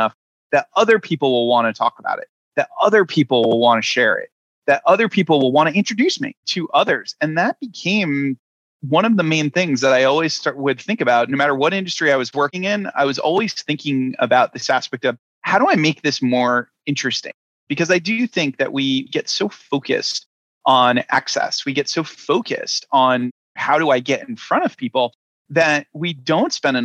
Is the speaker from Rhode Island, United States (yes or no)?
yes; Rhode Island, United States; moved away as an adult; also born or lived in New York; I'm originally from Rhode Island, and Rhode Island is the smallest state in the union. It is a place where pretty much everybody knows everybody. And the thing about growing up there